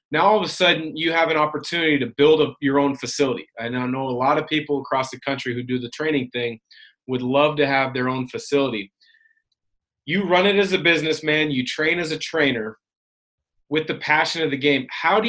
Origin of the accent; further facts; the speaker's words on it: Pacific Northwest, United States; I had similar role models, mentors that I watched growing up in the Portland, Vancouver area.